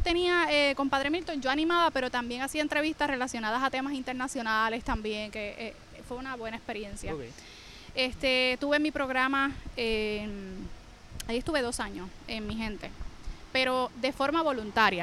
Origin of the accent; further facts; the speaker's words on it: Naranjito, Puerto Rico; soy de Naranjito, estudié periodismo en la Universidad de Puerto Rico